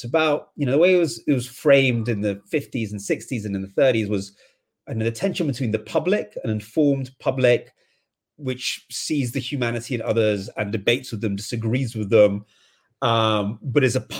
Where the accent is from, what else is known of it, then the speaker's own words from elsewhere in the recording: England, United Kingdom; I mean, maybe because I'm English, I mean, maybe into a more softer way of talking about this